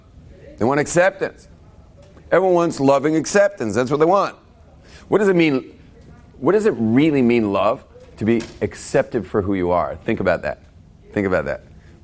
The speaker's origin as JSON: {"language": "English", "town": "North Barrington", "region": "Illinois", "country": "United States", "said": "I mean, every neighborhood where we grew up in West LA, you could have been from, I was from North Barrington."}